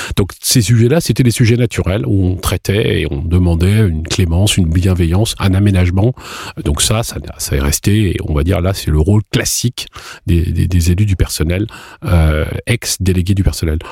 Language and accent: French; France; on est français